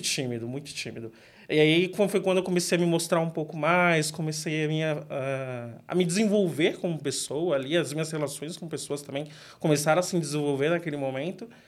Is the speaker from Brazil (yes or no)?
yes; São Paulo, Brazil; sempre cresci criado no Grajaú, quebrado amado